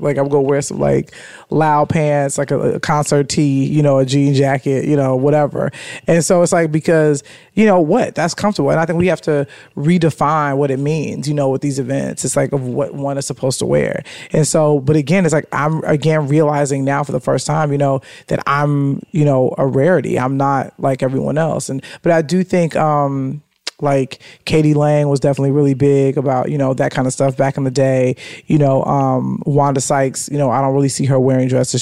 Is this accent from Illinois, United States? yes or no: yes; Chicago, Illinois, United States; moved away as an adult; now in Los Angeles, United States; … and I are from a similar area. I never knew the name of it, but he it's called Chatham